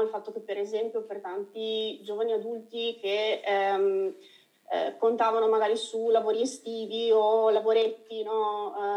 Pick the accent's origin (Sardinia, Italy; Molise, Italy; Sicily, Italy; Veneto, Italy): Veneto, Italy; Io essendo veneta